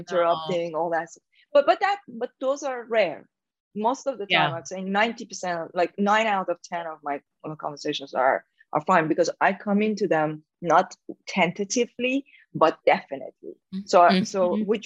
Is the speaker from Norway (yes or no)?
no; Iran; accent: Persian; English is a second language; moved away as an adult; being in Iran, because I grew up in Iran